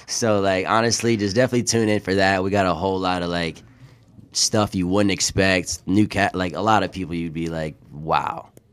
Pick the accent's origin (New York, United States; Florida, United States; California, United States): Florida, United States; Sarasota; I'm from Sarasota, Florida. I was born and raised